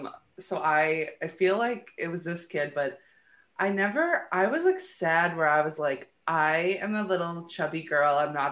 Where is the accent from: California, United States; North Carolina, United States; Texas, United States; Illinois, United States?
Illinois, United States; Chicago; The far south side of Chicago, Illinois, Beverly.